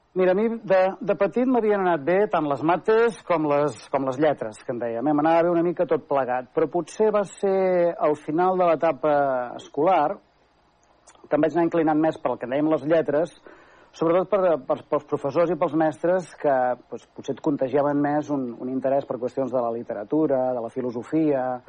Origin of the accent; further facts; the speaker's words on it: Manresa, Catalonia, Spain; also born or lived in Barcelona; De Manresa, efectivament, eh, vaig néixer, eh, sóc fill de pare i de mare manresans i, i, i he fet tota la meva vida personal aquí